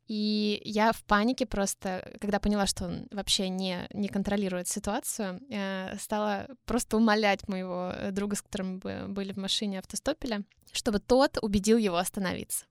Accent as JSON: {"language": "Russian", "country": "Russia", "said": "я из России"}